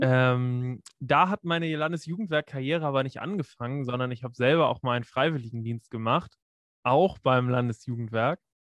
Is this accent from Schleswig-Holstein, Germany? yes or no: yes; Preetz, Schleswig-Holstein, Germany; moved away as an adult; also born or lived in Kiel; wo ich nach Kiel gezogen bin, aus Preetz